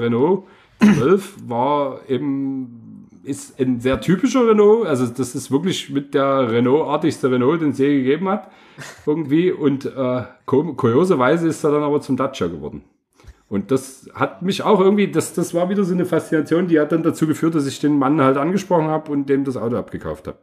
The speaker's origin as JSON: {"language": "German", "country": "Bulgaria", "tie": "born or raised there", "moved": "yes", "said": "ich bin in Bulgarien geboren"}